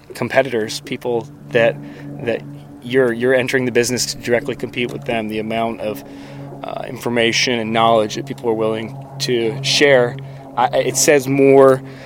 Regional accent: Lakeland, Florida, United States; I grew up in Lakeland, Florida on Lake Luther Road. I went to Lake Gibson High School.

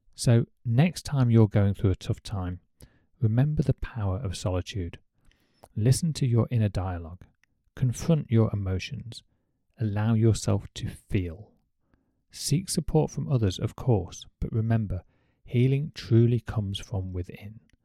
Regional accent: United Kingdom; as a Brit

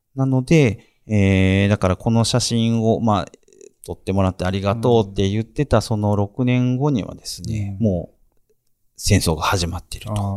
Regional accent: Amagasaki, Hyogo, Japan; 尼崎生まれの喫水の阪神タイガースファン

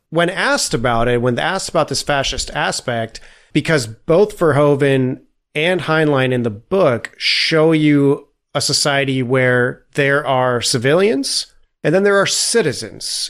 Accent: Italy; moved away; I grew up in Italy

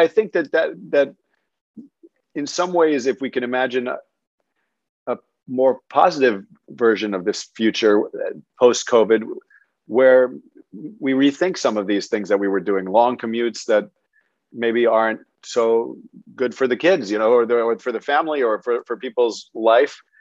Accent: New York, United States; growing up in New York, our doorman was there in many cases in the building to keep you alive

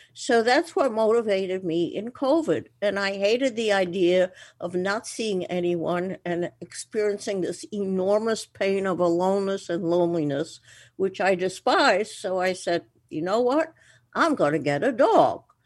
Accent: Antwerp, Flanders, Belgium; moved away; I was born in Antwerp, Belgium

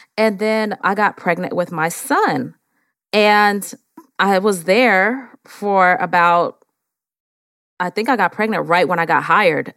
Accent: San Francisco, California, United States; now in Atlanta, United States; I am actually from San Francisco, California.

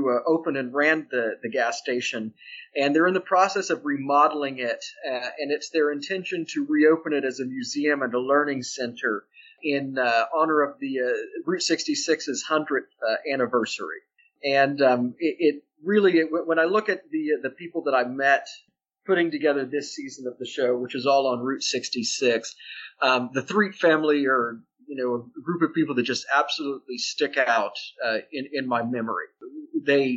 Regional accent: Austin, Texas, United States; now in New York, United States; I'm originally from Austin, Texas

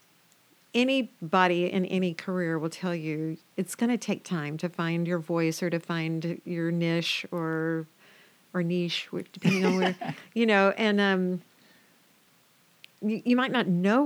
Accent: the South, United States; I grew up in the South

